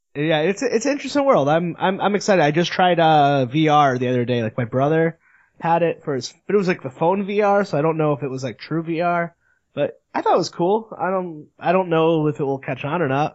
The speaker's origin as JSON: {"language": "English", "region": "Northeast", "country": "United States", "said": "I'm from the Northeast"}